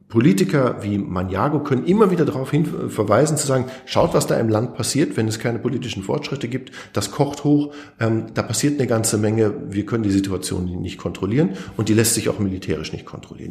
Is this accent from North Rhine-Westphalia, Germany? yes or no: yes; North Rhine-Westphalia, Germany; now in South Tyrol, Italy; als Piefke, der vom Niederrhein kommt